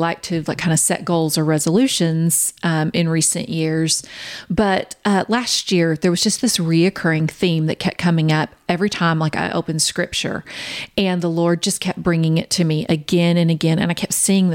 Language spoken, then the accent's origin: English; Kansas City, United States; we're from Kansas City.